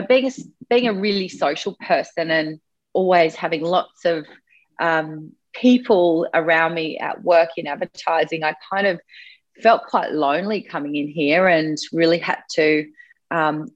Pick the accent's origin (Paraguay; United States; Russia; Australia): Australia; Sydney, New South Wales; I grew up on the Northern Beaches in Sydney.